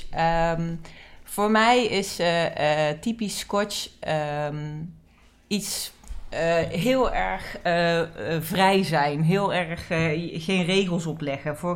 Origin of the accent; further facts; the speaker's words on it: Amsterdam, North Holland, Netherlands; born there; in Amsterdam. Dus ik denk dat het die, die, die mentaliteit en die normen en waarden van Amsterdam, die zijn er vanzelf ingekomen.